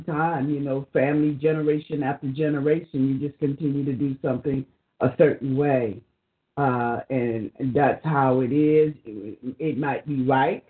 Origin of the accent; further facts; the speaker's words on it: the South, United States; in the South growing up